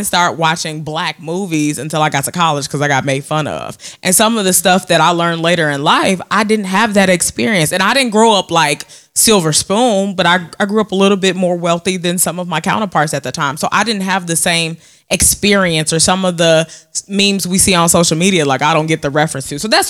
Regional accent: Chicago, Illinois, United States; I grew up in Beverly.

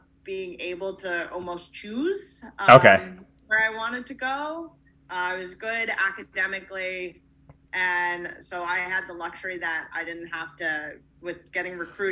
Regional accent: Sea Cliff, New York, United States; I grew up in Long Island, New York, in a tiny town called Seacliff

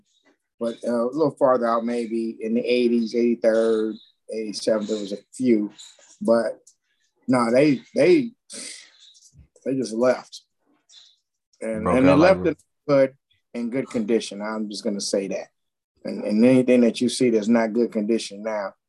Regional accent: Chicago, Illinois, United States; From the Windy City, Chicago, South Side

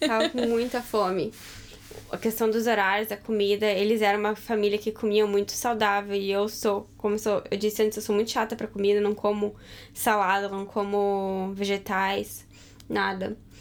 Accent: Rio Grande do Sul, Brazil; moved away; eu tô acostumada com frio, porque lá no Rio Grande do Sul, no inverno, é bem frio

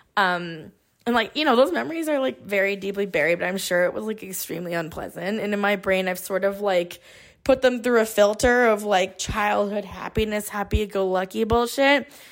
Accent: Bay Area, California, United States; I grew up here in the Bay Area

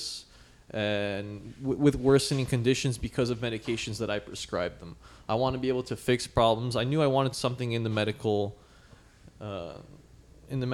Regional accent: New York, United States; I was born in New York.

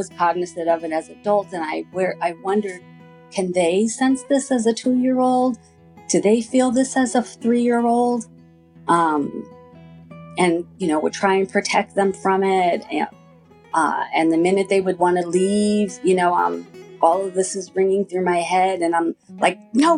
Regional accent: Long Island, New York, United States; I grew up on Long Island in New York

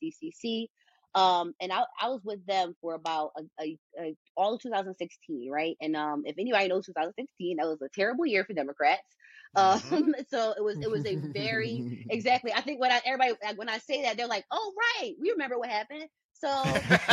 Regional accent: Philadelphia, Pennsylvania, United States; also born or lived in upstate New York / Vietnam; went very far away thinking I was never going to come back to Philadelphia

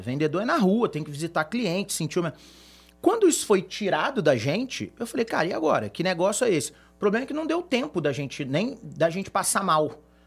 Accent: Brazil; A gente é brasileiro

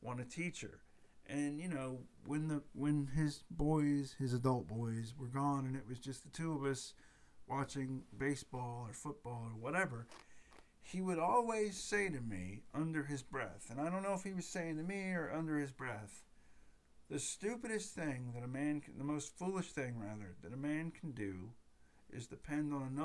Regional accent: United States; I'm an American

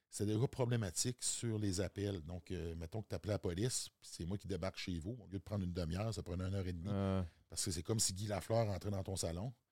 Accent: Quebec, Canada; Non, moi, je viens de la Côte-Nord.

